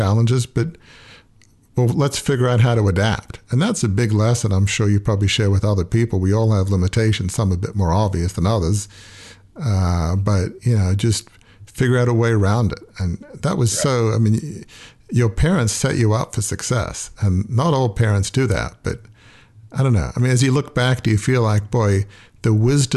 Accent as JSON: {"language": "English", "country": "Australia", "tie": "born or raised there", "said": "I grew up in Australia, so we kind of play cricket"}